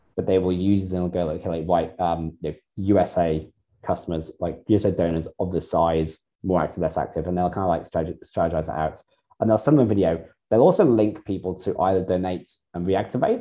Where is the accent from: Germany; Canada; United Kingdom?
United Kingdom; now in Australia; being in Australia, and I'm British